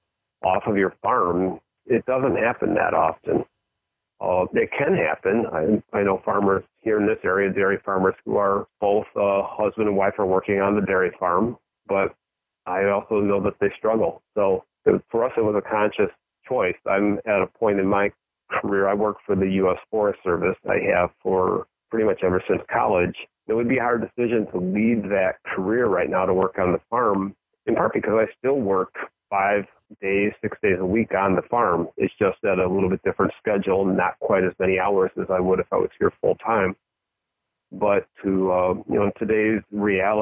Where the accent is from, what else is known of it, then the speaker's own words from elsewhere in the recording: Northern Illinois, United States; where I grew up in Northern Illinois, our small homestead farm